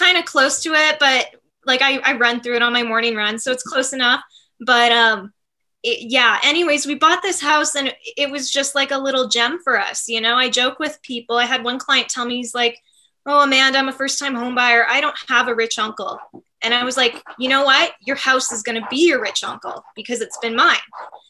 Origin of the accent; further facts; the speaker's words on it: Canada; As a Canadian, I remember being like